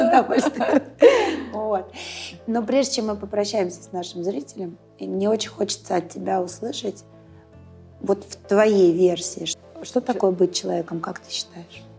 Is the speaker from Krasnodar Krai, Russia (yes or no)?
no; Saint Petersburg, Russia; я питерская